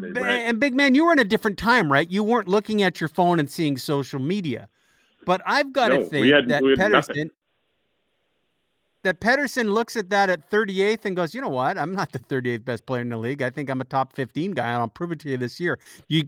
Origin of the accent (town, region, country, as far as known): Edmonton, Alberta, Canada; born or raised there